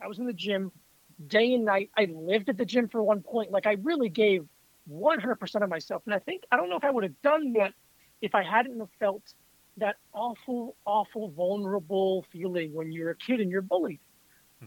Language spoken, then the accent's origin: English; South Florida, United States; moved away as an adult; now in New York, United States; I grew up in South Florida and I was the only uh, non-black kid in my school.